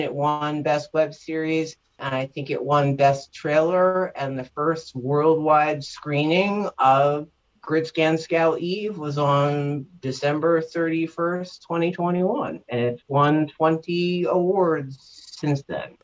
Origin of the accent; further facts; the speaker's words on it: New York, United States; I lived in Manhattan for a couple years and I grew up in New York